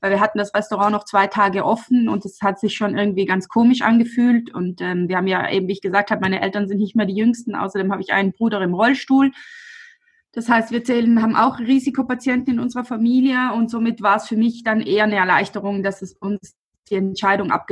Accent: Albeins, Trentino-Alto Adige, Italy; ich komme aus Alweins, das ist ein kleiner Ort neben Brixen.

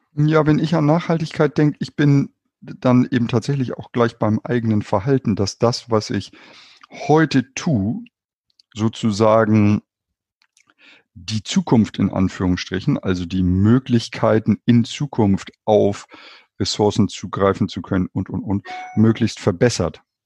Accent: Hamburg, Germany; tatsächlich bin ich in Hamburg geboren und auch in Hamburg aufgewachsen

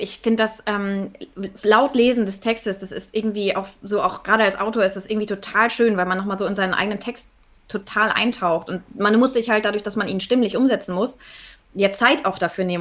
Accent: Northern Germany, Germany; ich komme aus Norddeutschland

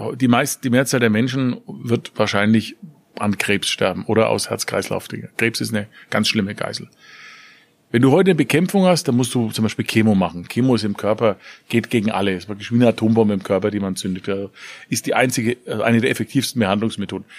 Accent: Nuremberg, Bavaria, Germany; Ich komme aus Nürnberg, Stadt der Reichsparteitage

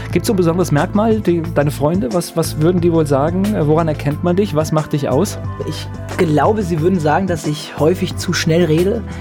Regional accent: Mainz, Rhineland-Palatinate, Germany; In Gonsenheim, näher Breite Straße, also im also Herzen.

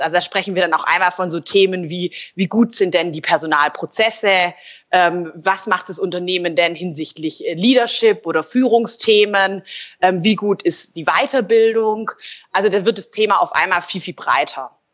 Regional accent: Stuttgart, Baden-Württemberg, Germany; Ich bin ähm, ursprünglich ähm, Stuttgarterin und bin auch hier wieder

